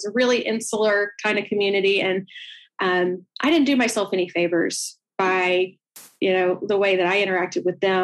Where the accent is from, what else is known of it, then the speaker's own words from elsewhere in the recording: Atlanta, Georgia, United States; I'm from Atlanta